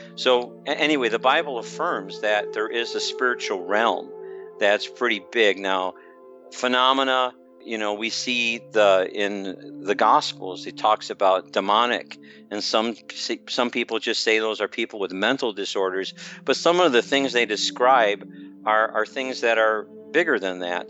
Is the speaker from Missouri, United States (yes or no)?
no; Chicago, Illinois, United States; now in Blue Springs, United States; I grew up in the Chicagoland area.